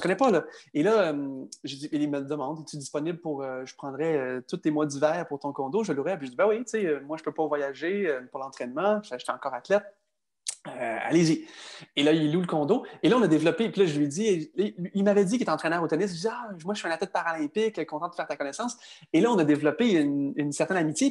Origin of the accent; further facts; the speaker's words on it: Quebec, Canada; Je suis un Canadien, mais également un Québécois